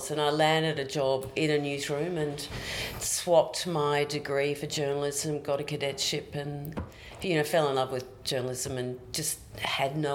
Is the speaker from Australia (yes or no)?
yes; Queensland, Australia; you can always take the girl out of Queensland. You can never take Queensland out